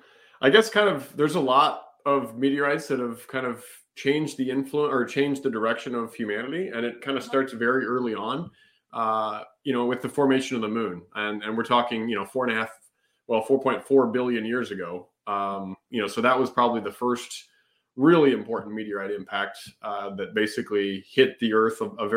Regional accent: Kansas City, Missouri, United States; Oh, well, I grew up in Missouri, kind of in the rural parts of Kansas City area.

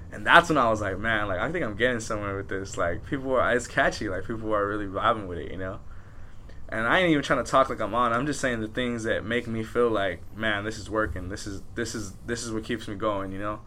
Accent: Pico Rivera, California, United States; we're from Pico, like West Covina's far to us

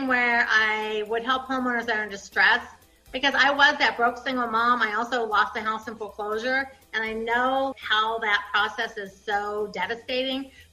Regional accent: Ohio, United States; I was raised in Ohio

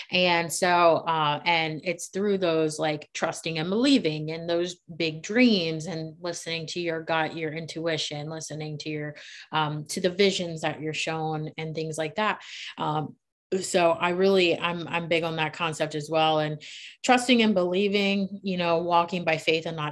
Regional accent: Maryland, United States; moved away as an adult; now in Charlotte, United States; I'm from Maryland. I grew up in the city.

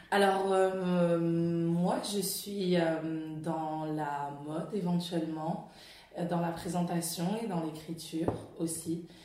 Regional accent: France; moved away as an adult; now in London, United Kingdom; je dis que je suis congolaise, mais je suis née, j'ai grandi en France.

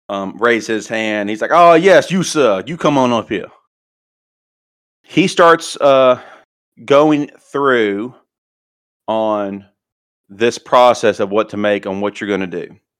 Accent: New Orleans, Louisiana, United States; I am from New Orleans, Louisiana. Graduated from Louisiana State University.

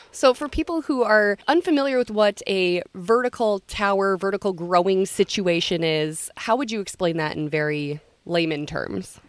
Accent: Long Prairie, Minnesota, United States; I grew up in Long Prairie

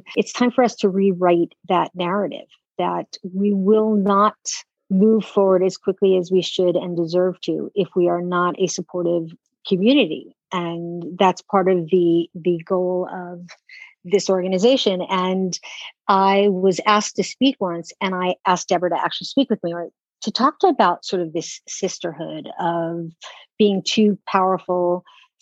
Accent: New York City, New York, United States; I'm a native New Yorker. I grew up in New York City.

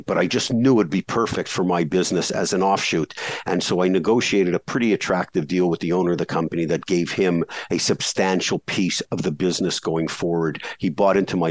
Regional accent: Canada; I grew up in Canada, shoveling snow in the winter

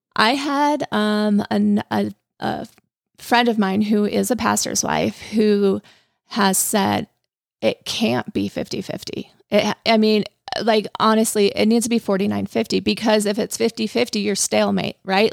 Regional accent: Colorado, United States; moved away as an adult; also born or lived in Arizona; I grew up in Colorado

